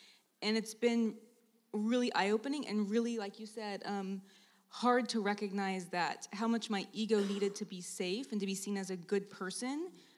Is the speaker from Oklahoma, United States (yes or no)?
yes; Oklahoma, United States; I'm also from Oklahoma.